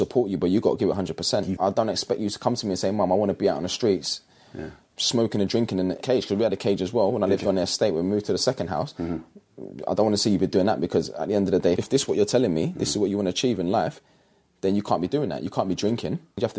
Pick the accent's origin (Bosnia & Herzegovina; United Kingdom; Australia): United Kingdom; London; It was tough because obviously I grew up in East London, working class background.